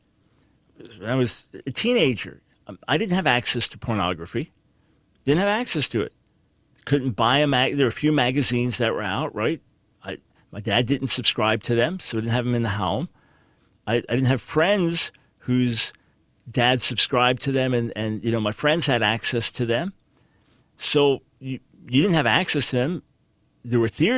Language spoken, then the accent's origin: English; New York, United States; growing up in New York